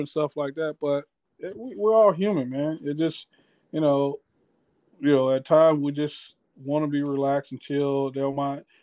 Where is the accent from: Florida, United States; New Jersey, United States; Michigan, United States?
Florida, United States; Miami; I'm from Miami.